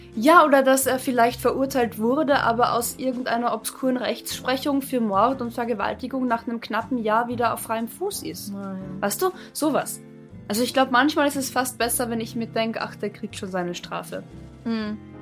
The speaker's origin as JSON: {"language": "German", "region": "Carinthia", "country": "Austria", "tie": "born or raised there", "also_born_or_lived": "Bavaria", "moved": "yes", "said": "ich in Kärnten aufgewachsen"}